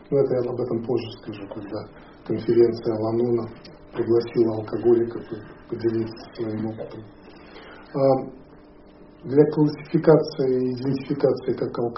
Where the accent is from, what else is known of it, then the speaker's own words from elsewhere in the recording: Moscow, Russia; moved away; also born or lived in Canada / Hawaii; я вырос в Советском Союзе и в Москве.